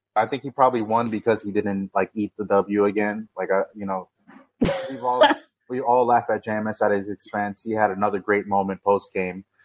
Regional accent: Miami, Florida, United States; This is my hometown

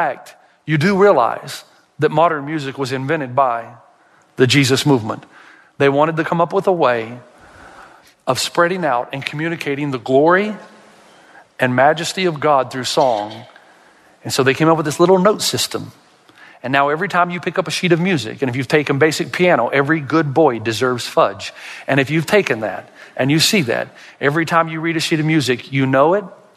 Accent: the South, United States; I'm from the South

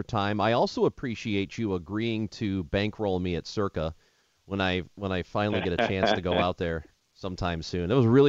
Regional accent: St. Louis, Missouri, United States; Yeah, so I grew up in St. Louis, and it is humid as hell in St. Louis.

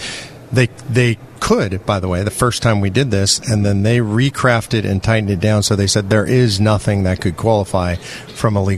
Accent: California, United States; moved away; I'm from California originally

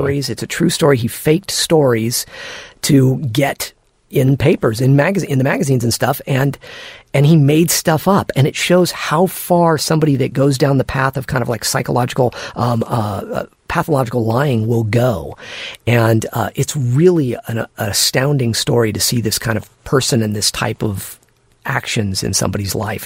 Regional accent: Santa Barbara, California, United States; where I grew up in Santa Barbara

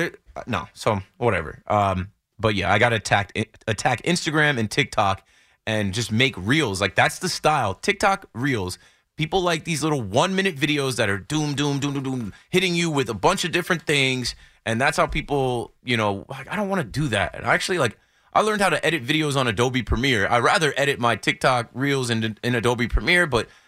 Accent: New Jersey, United States; just by proximity, growing up in Jersey and being around, I know a decent amount about both.

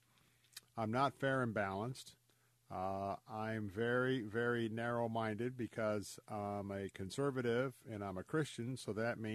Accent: Tampa, Florida, United States; born and raised in Tampa, I am a Florida cracker

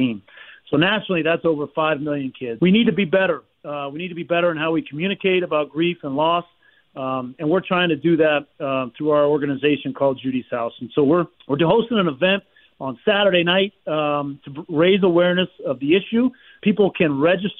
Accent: Miami, Florida, United States; my hometown there in Miami

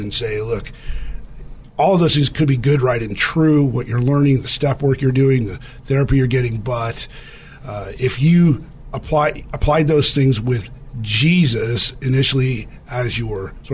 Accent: California, United States; I was from California, came back to California

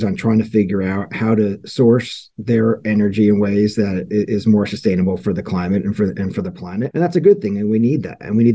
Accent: New Jersey, United States; now in Washington, D.C., United States; I grew up in North Jersey, so I'm a Knicks fan and a Giants fan as well.

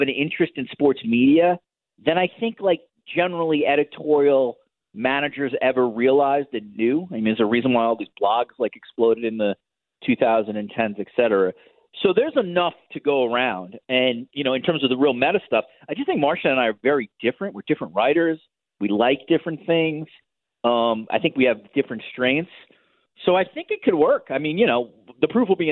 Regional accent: United States; now in Toronto, Canada; Now living in Toronto as an American

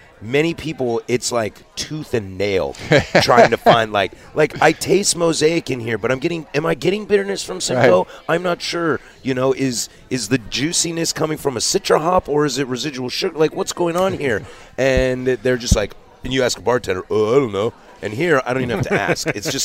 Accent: Pacific Northwest, United States; But I think that's because I'm born and raised in the Pacific Northwest.

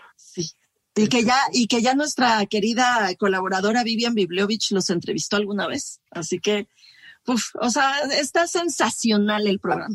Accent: Mexico; nuestro país

